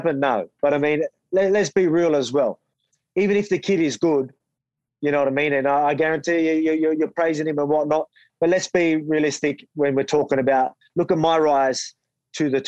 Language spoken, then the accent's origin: English; Australia; fighting in my hometown, you know, full crowd, Aussie fans